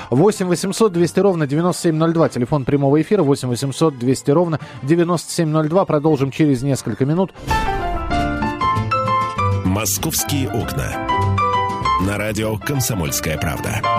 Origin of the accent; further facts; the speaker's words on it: Moscow, Russia; я из Москвы, э, и меня в Москве можно искать.